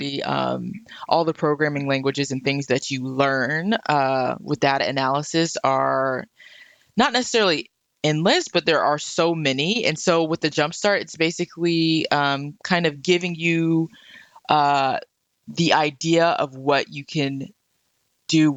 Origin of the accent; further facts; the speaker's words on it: Murfreesboro, Tennessee, United States; also born or lived in Nashville / Chicago / France; I was born in Nashville, grew up in Murfreesboro, had all of my, you know, education in Murfreesboro